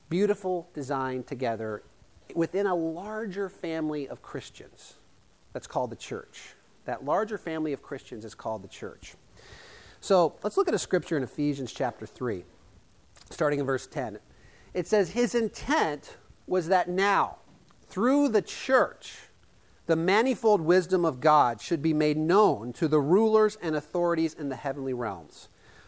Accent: Yale, Iowa, United States; the little town I grew up in Yale, Iowa, population 250

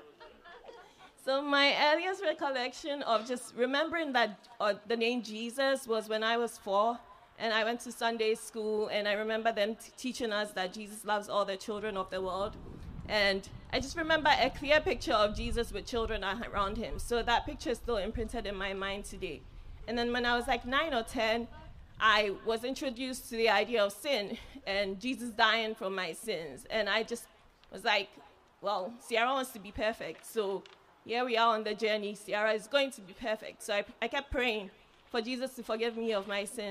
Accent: Ghana; moved away; growing up in Ghana and the family that I did, I was fortunate to be exposed to God at an early age

